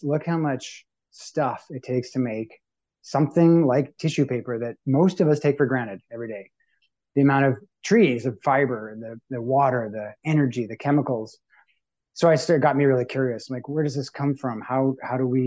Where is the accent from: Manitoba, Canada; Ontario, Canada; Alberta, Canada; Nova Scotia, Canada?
Manitoba, Canada; Winnipeg; now in Toronto, Canada; I'm from Winnipeg originally, Treaty One territory. And so I say I'm from Winnipeg and I'm from Manitoba, and that's where my roots are, and that's where I'll always call home. So growing up in the prairies